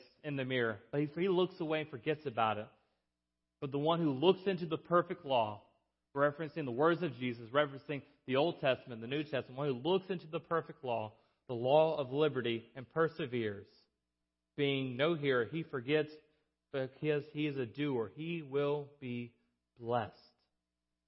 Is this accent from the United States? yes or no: yes; South Alabama, United States; I'm from South Alabama.